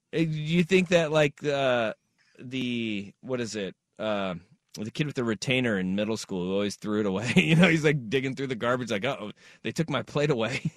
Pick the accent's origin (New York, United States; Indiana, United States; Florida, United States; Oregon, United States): Oregon, United States; Portland; we are from Portland